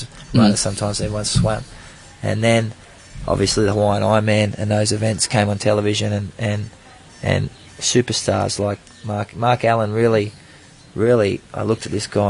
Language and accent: English; Australia; I'm an Aussie, even. I got a bit of Kiwi blood